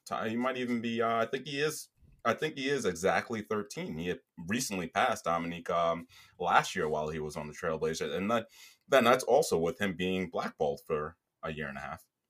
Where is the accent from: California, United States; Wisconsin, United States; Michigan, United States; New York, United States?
New York, United States; my hometown Knicks